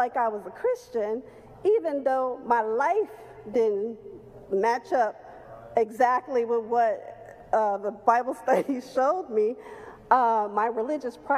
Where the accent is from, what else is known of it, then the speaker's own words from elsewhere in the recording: Chicago, Illinois, United States; moved away as an adult; also born or lived in Los Angeles, California; I was born and raised in Chicago